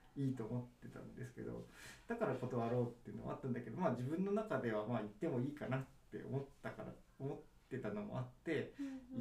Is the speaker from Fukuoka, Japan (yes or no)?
yes; Fukuoka, Japan; now in Nagano, Japan; 僕は福岡で生まれました